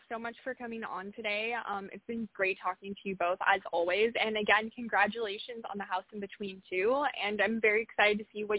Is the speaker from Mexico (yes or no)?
yes; Monterrey, Nuevo León, Mexico; moved away; my hometown to explore some of the locations that I experienced growing up in.